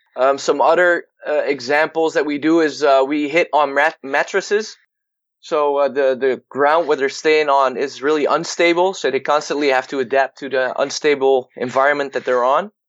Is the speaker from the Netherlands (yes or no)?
yes; Netherlands; I'm from the Netherlands, and I um, was born in a very small town